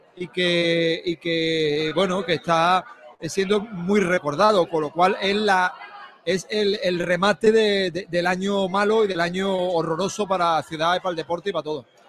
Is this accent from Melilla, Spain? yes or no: no; Málaga, Andalusia, Spain; somos malagueños